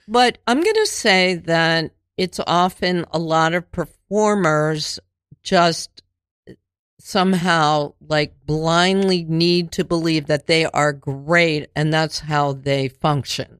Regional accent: Cheltenham, Pennsylvania, United States; also born or lived in Linwood Gardens; eight to eighteen, I lived in Cheltenham, the suburbs

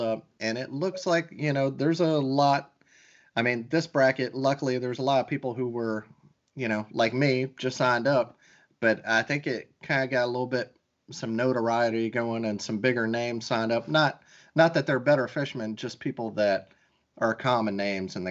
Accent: the South, United States; I'm from the South

